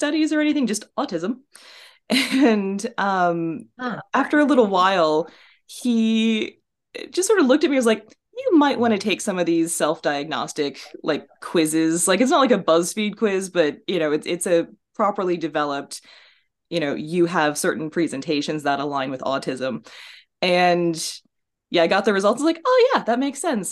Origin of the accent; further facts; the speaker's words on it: Indiana, United States; moved away; So I grew up in Indiana, just next door